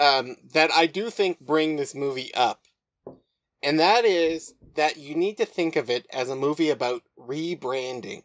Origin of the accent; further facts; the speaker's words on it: Moose Jaw, Saskatchewan, Canada; I grew up in Moose Jaw